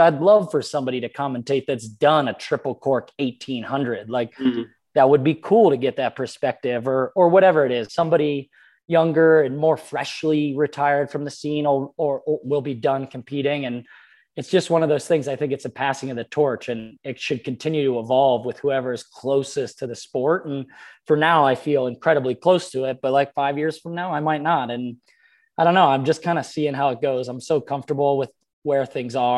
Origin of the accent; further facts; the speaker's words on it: Pennsylvania, United States; moved away; friends of mine that I grew up with in Pennsylvania